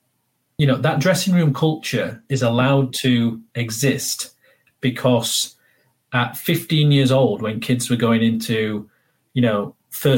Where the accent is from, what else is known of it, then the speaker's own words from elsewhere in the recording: Barnsley, Yorkshire and the Humber, United Kingdom; Barnsley, where I'm from. And I would just respond by saying, I'm from Yorkshire